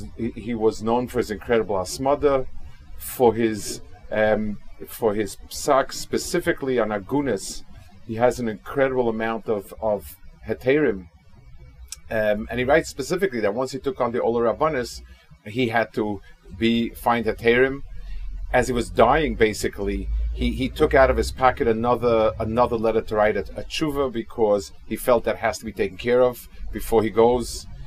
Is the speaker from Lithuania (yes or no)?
yes; Kaunas, Kaunas County, Lithuania; I hope I'm not disappointing the people that are focusing a lot on my hometown